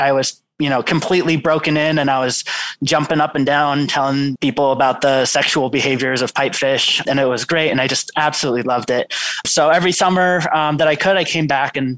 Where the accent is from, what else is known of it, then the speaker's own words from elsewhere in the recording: New York City, New York, United States; now in Nantucket, United States; I grew up in New York City